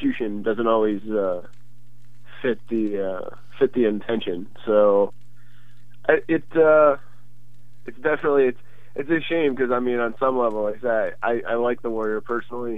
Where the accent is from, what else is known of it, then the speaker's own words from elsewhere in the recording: Syracuse, New York, United States; I was born in Syracuse, New York